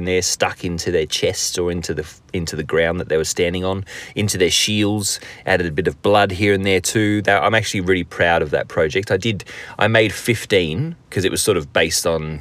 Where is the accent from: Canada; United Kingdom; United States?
United Kingdom; England; now in Australia; I am English, my background is English